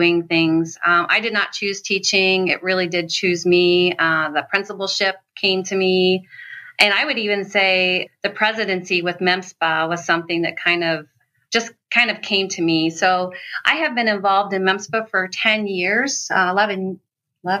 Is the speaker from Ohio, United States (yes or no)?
yes; Ohio, United States; moved away as an adult; now in Michigan, United States; I'm from Ohio